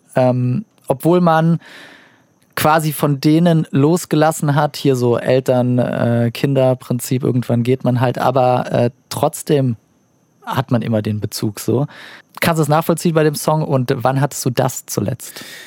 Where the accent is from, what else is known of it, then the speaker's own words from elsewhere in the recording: Saarland, Germany; ich komme aus dem Saarland